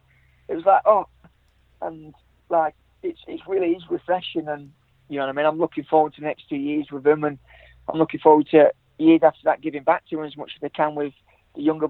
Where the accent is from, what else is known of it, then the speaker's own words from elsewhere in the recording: Blackburn, North West England, United Kingdom; moved away; I'm brought up in England. I'm from Blackburn